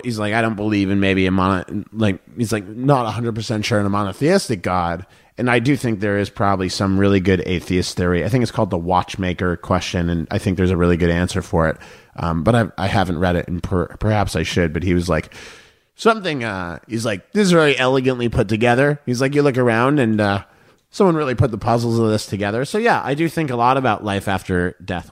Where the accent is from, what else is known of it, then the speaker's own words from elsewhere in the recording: Boston, Massachusetts, United States; my hometown of Boston